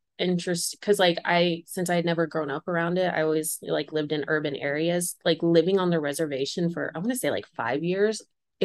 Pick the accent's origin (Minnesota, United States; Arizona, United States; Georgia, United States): Arizona, United States; also born or lived in Oklahoma / Phoenix, Arizona; So I was born technically in Phoenix, lived in Oklahoma for like 5 years, and then went back to Arizona and was raised there.